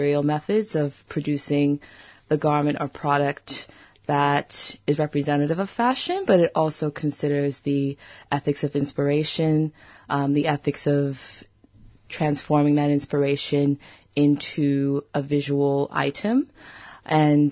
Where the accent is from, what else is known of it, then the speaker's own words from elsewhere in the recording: United States; I'm from the United States, but my family's from Brazil, St. Kitts, and the Bahamas